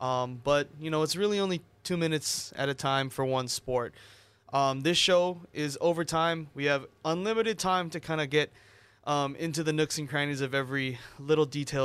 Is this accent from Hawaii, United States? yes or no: yes; Mililani, Hawaii, United States; I am a born and bred local boy from here on Oahu. I'm from Mililani. Went to Mililani High School.